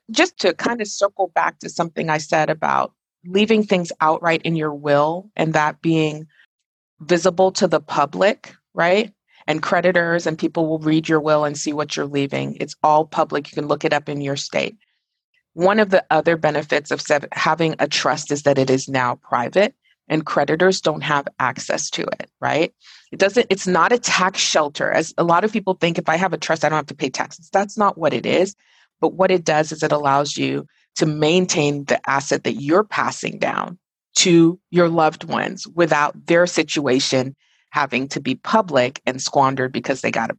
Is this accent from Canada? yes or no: no; Nigeria; born there; moved away; also born or lived in Dubai, United Arab Emirates; I was born in Nigeria, and when I was around 1986, and now I'm like showing my age, I moved to Dubai because my dad was a pediatric radiologist